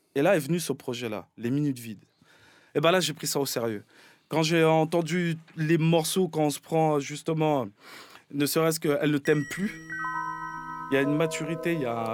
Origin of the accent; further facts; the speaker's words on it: Paris, Île-de-France, France; j'ai grandi dans Paris